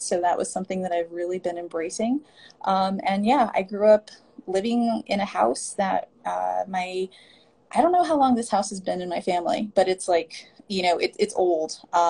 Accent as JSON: {"language": "English", "town": "Isleta Pueblo", "region": "New Mexico", "country": "United States", "tie": "born or raised there", "also_born_or_lived": "Ohkay Owingeh", "said": "I am from Isleta Pueblo and also Okeowingue. I grew up in New Mexico on one of the reservations in New Mexico. You know, Isleta is about 20 minutes south of Albuquerque."}